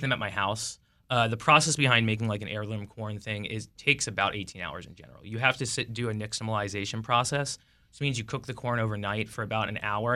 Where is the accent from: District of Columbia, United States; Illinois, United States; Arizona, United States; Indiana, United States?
Illinois, United States; Chicago; now in Washington, D.C., United States; I'm from Chicago.